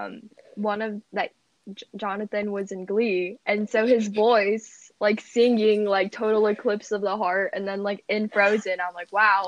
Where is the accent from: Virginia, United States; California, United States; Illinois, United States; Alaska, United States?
Virginia, United States; Fairfax County; also born or lived in Vienna, Virginia; I was born in Fairfax County, Virginia, but at the same time we lived in Vienna, Virginia for a bit.